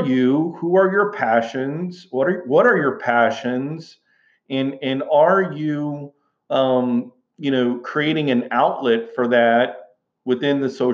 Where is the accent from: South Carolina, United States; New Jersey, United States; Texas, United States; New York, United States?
Texas, United States; Houston; growing up in Houston, Texas, I came from a long line of teachers